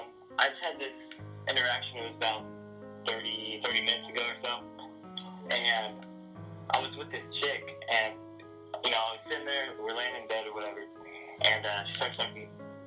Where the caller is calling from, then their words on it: Texas, United States; I'm calling from Texas